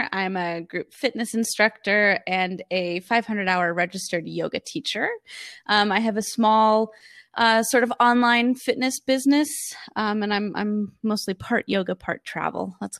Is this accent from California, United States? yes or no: yes; California, United States; moved away as an adult; also born or lived in New York; I moved from California, where I grew up, to New York